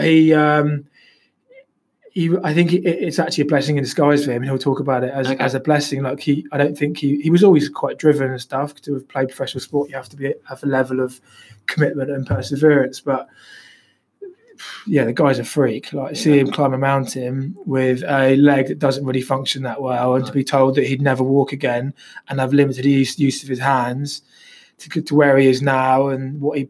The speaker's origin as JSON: {"language": "English", "region": "London", "country": "United Kingdom", "tie": "born there", "said": "And I was born in London, so to be back in London and around my family and mates"}